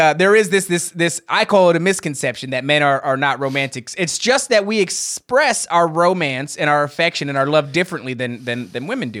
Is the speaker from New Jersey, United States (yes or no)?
yes; New Jersey, United States; Hey, I know I'm from New Jersey.